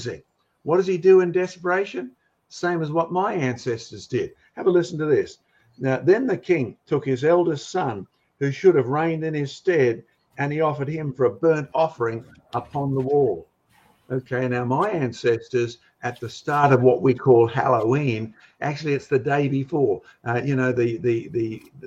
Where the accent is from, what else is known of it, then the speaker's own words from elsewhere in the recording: Australia; I'm an Aussie as well as a Scots roots